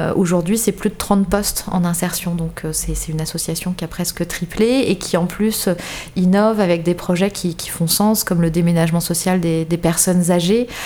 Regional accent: Paris, Île-de-France, France; moved away as an adult; now in Bordeaux, France; je viens de, je viens de Paris, comme beaucoup de Bordelais aujourd'hui. Je viens de Paris. Je suis arrivée à Bordeaux il y a, sept 7 ans maintenant

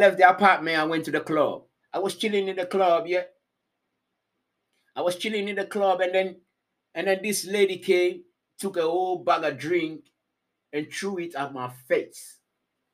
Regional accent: Ghana; now in Finland; I said, Ghana

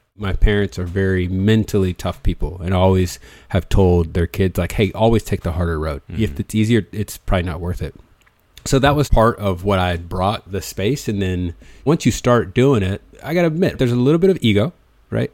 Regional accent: United States; first language English; also born or lived in Changchun; I grew up in this American English speaking context

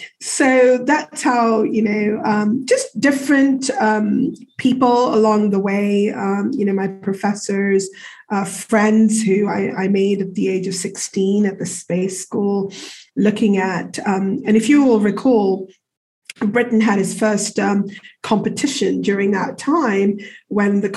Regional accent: Kenya; moved away; I was born and brought up in Africa, in Kenya

